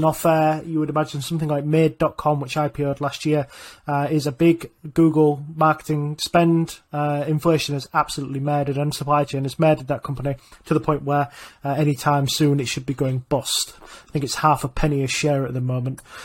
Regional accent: Yorkshire and the Humber, United Kingdom; I'm from Yorkshire

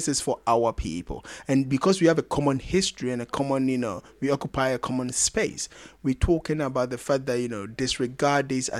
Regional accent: South Africa; But I would say what as a South African said, and you know how I feel about some of these things.

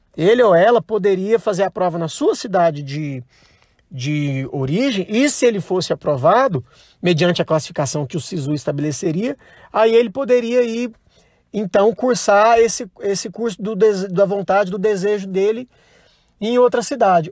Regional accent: Goiânia, Goiás, Brazil; eu sou de Goiânia

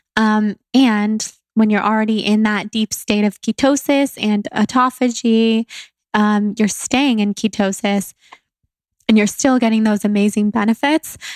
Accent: Sacramento, California, United States; where I grew up in Sacramento

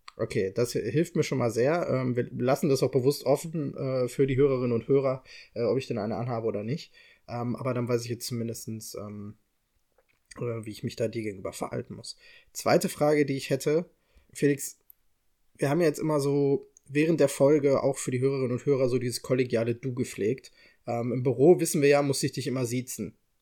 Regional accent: Bochum, North Rhine-Westphalia, Germany; ich komme aus Bochum

